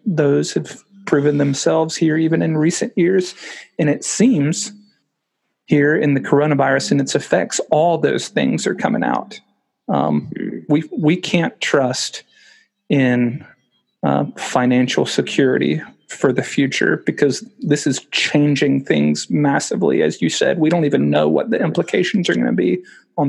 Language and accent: English; United States; moved away as an adult; now in United Kingdom; growing up in America